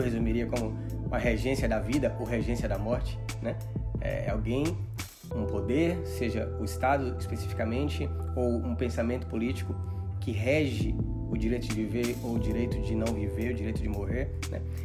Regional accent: Salvador, Bahia, Brazil; Eu sou de Salvador, né? Bahia.

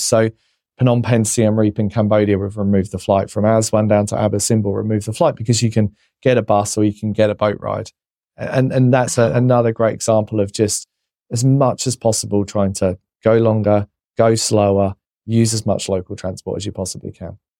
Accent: England, United Kingdom; being English

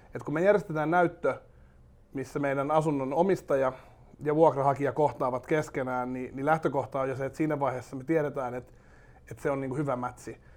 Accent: Espoo, Uusimaa, Finland; Mä oon Espoosta lähtöisin Lippajärvellä syntynyt ja, ja tota, Tapiolan seudulla, Tapiolassa ja Laajalahdessa asunut sitten niin nuoruuteni ja käynyt kouluni siellä.

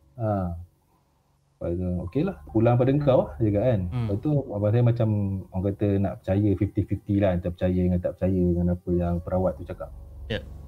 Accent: Raub, Pahang, Malaysia; also born or lived in Pekan, Pahang / Rompin, Pahang; saya asal Raup, lahir di Raup Pahang

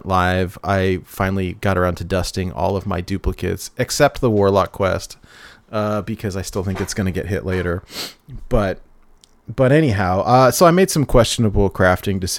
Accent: California, United States; I grew up in California

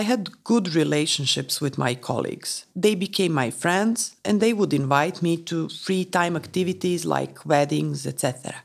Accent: Moldova; moved away as an adult; now in Czech Republic; we are from Moldova

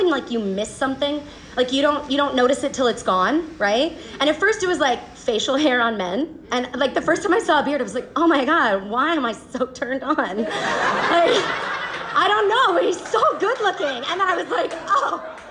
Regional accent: Atlanta, Georgia, United States; moved away as an adult; now in China; I'm from Atlanta

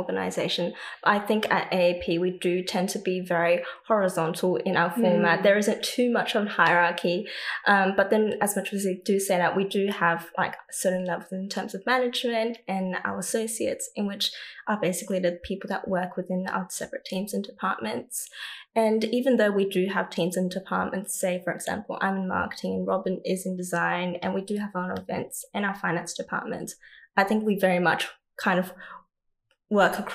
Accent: Sydney, New South Wales, Australia; I am Chinese Australian, born and raised in Chinese Australia in a community in Sydney called Hurstville.

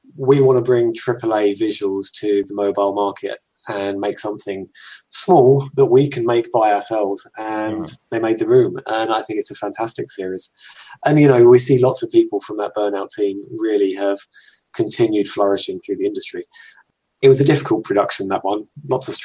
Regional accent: England, United Kingdom; I'm English, in case people hadn't already guessed by the accent.

